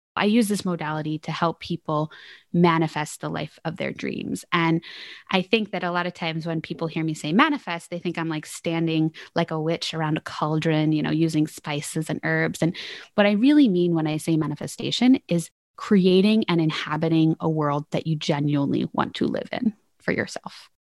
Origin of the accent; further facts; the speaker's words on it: Philadelphia, Pennsylvania, United States; I'm originally from Philadelphia, Pennsylvania.